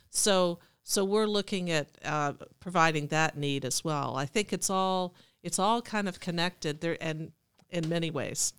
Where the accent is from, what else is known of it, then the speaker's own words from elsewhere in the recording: Alexandria, Virginia, United States; now in Cumberland, United States; I grew up in Alexandria, Virginia, I was an only child